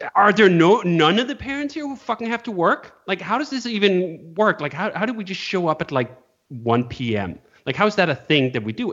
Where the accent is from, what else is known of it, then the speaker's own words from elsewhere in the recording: Denmark; moved away; also born or lived in California; I currently live in Denmark. I grew up in Denmark, and now I'm back here in Denmark